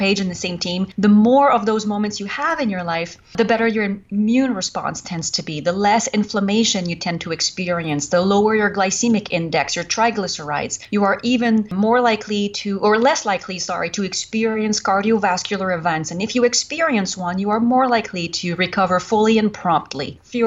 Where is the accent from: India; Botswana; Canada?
Canada; accent: French Canadian; English is a second language; moved away as an adult; now in United States; I was French Canadian. I am French Canadian